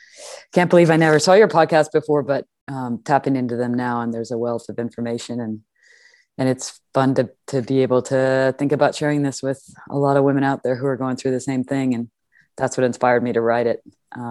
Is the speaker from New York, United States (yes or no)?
no; Madison, Wisconsin, United States; No, I grew up in Madison, Wisconsin.